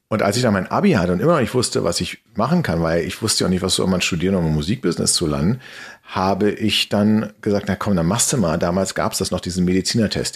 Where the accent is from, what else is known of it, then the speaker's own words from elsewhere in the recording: Berlin, Germany; Berlin, und zwar im, im, im Westteil der Stadt